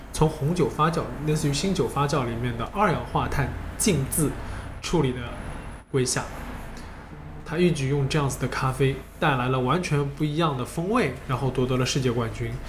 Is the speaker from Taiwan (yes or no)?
no; China; 我们中国人